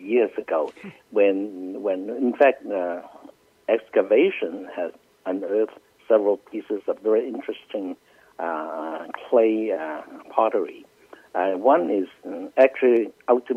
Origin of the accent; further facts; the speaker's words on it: southern China, China; I'm from the South